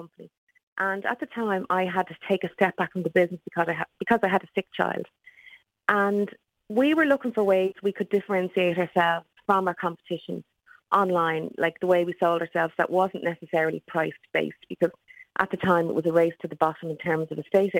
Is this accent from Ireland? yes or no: yes; Dublin, Leinster, Ireland; also born or lived in Sheffield; I am from Tallaght in Dublin